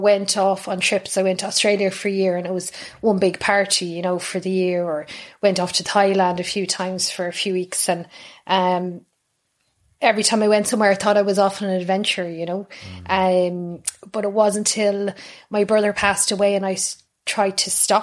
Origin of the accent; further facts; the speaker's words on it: Dublin, Leinster, Ireland; moved away as an adult; now in Kilkenny, Ireland; I grew up in North Dublin, so I'm a North Sider as well. North Dublin, a place called Raheny